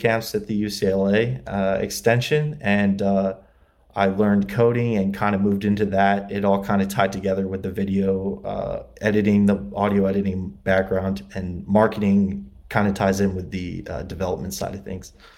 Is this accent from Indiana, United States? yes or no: yes; LaGrange, Indiana, United States; moved away as an adult; also born or lived in Muncie, Indiana; now in Los Angeles, United States; I grew up in Indiana, LaGrange, Indiana, uh, it's near South Bend.